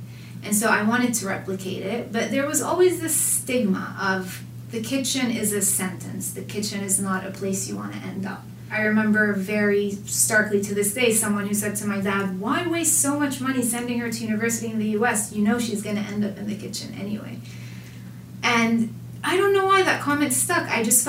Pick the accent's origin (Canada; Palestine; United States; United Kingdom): Palestine; Jerusalem; Initially, I would say, oh, I'm from Jerusalem. And people would be like, oh, my cousin made Aliyah there. And I'm like, I'm Palestinian.